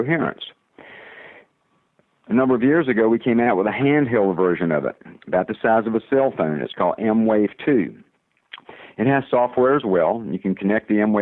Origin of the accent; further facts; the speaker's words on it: the South, United States; accent: southern; my southern accent